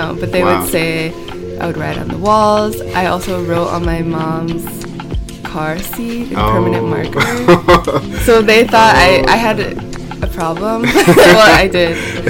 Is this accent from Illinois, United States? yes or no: yes; Chicago, Illinois, United States; moved away as an adult; also born or lived in Paris; now in New York, United States; I'm from Chicago, born and raised